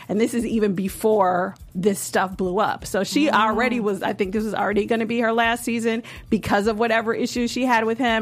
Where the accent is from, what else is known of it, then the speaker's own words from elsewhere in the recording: Chicago, Illinois, United States; I am from Chicago, and which is the birthplace of house music